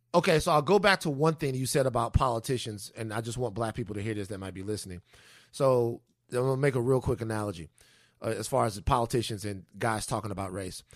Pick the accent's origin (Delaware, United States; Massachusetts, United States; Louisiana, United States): Louisiana, United States; Baton Rouge; growing up in Baton Rouge